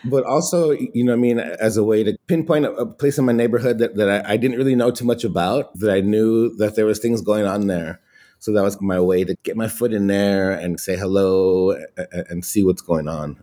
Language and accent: English; Los Angeles, California, United States; I grew up in Ball Heights in East Los Angeles